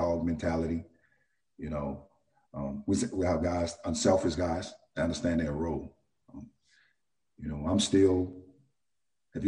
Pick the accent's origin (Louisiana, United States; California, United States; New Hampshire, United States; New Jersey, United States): Louisiana, United States; New Orleans; I was born and raised in New Orleans